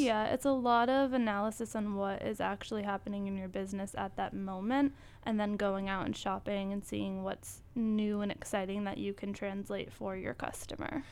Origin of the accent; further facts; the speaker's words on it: Acushnet, Massachusetts, United States; moved away as an adult; now in New York, United States; I am from a small town in Massachusetts. It's called Acushnet